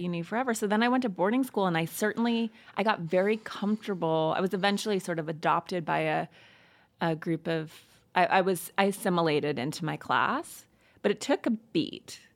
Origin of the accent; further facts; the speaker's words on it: Missoula, Montana, United States; I grew up in Montana in a small town called Missoula